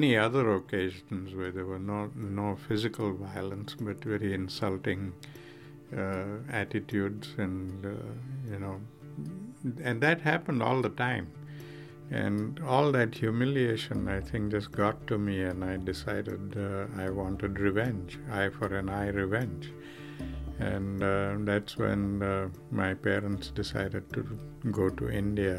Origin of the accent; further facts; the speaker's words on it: South Africa; now in Rochester, United States; the time I grew up in South Africa, it was the late 30s, early 40s